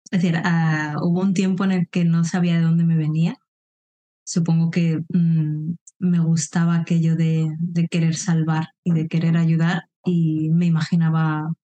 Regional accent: Madrid, Community of Madrid, Spain; born there; moved away; also born or lived in Andalusia / Mallorca; Como bien comentabas, nací en Madrid, pero no me quedé allí. De hecho, he pasado por muchas zonas, he vivido en Andalucía también, en Mallorca, que es donde me licencié en biología

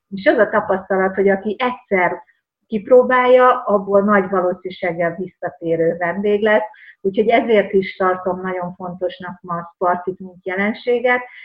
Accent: rural Hungary, Hungary; a vidéken nőttem fel

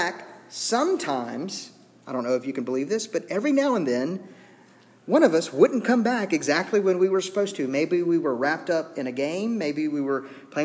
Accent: Zachary, Louisiana, United States; We grew up on 40th Street in Zachary, right across the street from the high school

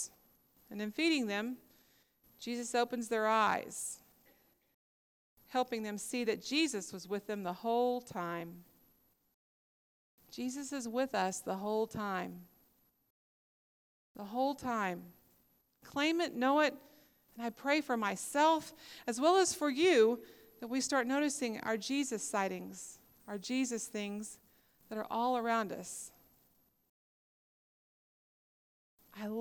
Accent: Tahlequah, Oklahoma, United States; we're from Tahlequah, Oklahoma

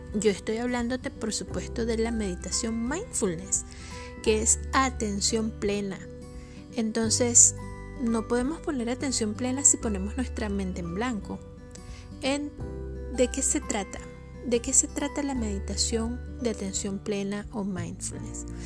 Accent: Venezuela; Yo soy venezolana

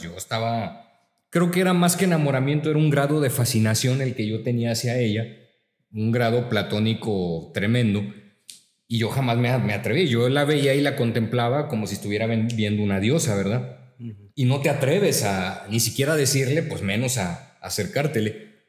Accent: La Laguna, Mexico; nosotros somos de aquí de La Laguna

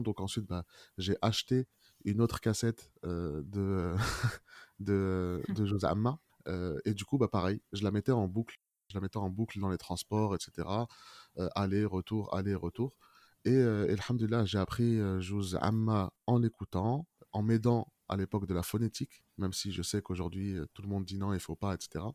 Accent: France; on a grandi en France

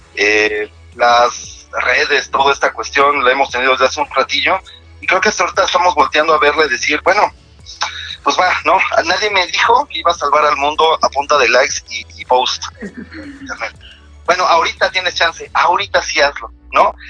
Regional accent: Mexico; como mexicanos

